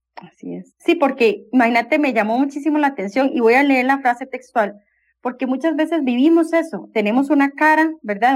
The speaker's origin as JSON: {"language": "Spanish", "country": "Costa Rica", "said": "nosotros como costarricenses"}